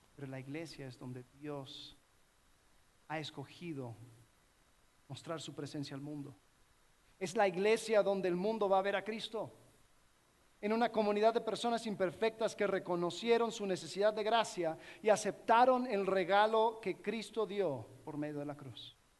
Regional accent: Miami, Florida, United States; Yo crecí en una iglesia donde, en, Miami donde habían muchas naciones representadas

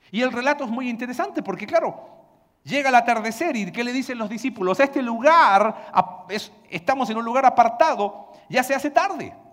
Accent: Valparaíso, Chile; Vengo de Puerto y eh, todavía en la ciudad de donde yo soy gritan en el puerto, en los cerros, pescado ahumado y el olor es intenso. Pero como buen porteño, a mí me gusta.

